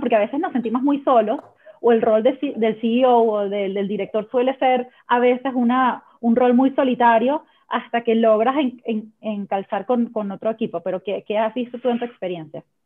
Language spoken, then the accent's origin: Spanish; Venezuela; now in Chile; yo soy venezolana, pero estoy viviendo en Chile